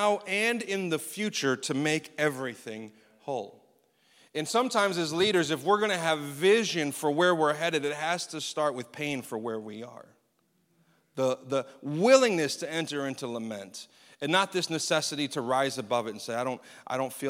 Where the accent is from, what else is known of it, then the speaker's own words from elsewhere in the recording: United States; as American Christians